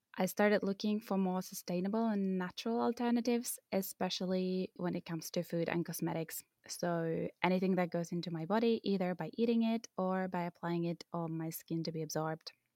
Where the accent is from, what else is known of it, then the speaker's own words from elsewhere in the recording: Finland; I come from Finland